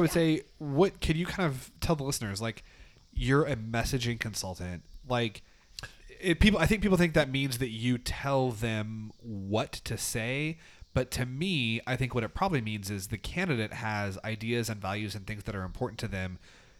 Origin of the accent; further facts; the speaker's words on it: Oklahoma, United States; I am from Oklahoma.